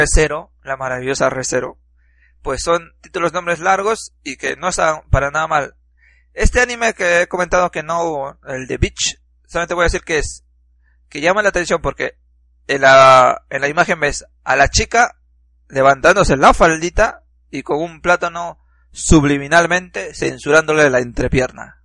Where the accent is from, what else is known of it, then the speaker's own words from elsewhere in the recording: Peru; Soy un peruano pobre